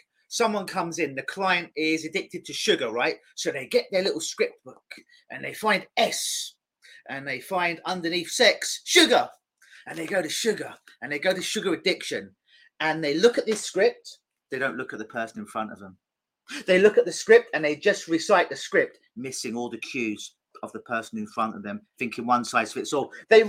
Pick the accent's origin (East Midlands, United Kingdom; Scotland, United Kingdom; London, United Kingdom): London, United Kingdom; now in Toronto, Canada; I'm in Toronto now. I'm from London.